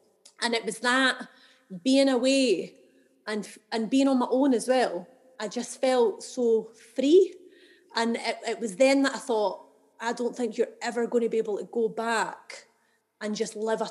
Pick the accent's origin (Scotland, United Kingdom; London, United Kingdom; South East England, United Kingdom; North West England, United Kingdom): Scotland, United Kingdom; Edinburgh; I'm from Edinburgh, and I've always lived here